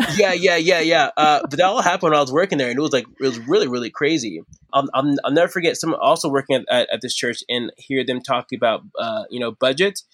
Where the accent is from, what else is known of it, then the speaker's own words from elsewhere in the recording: Arizona, United States; I'm from Arizona.